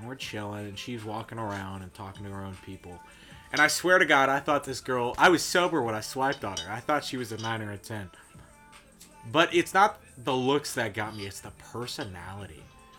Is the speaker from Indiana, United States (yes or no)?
yes; Fishers, Indiana, United States; also born or lived in Terre Haute, Indiana; where I've grown up, Fishers, Indiana